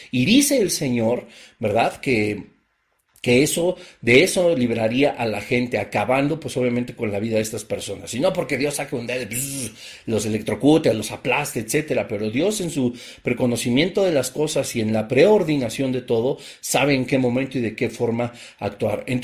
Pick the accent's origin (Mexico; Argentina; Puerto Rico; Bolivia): Mexico; te acabó el 20, como decimos en México, ¿verdad?